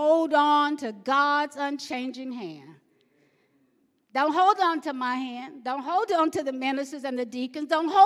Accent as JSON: {"language": "English", "region": "the South", "country": "United States", "tie": "born or raised there", "said": "I grew up in the South in a family of 14"}